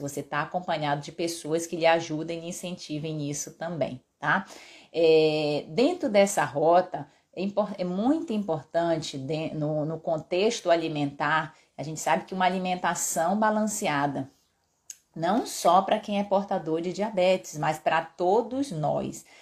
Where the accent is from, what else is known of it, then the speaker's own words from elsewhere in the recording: Pará, Brazil; eu sou paraense, meu pai é cearense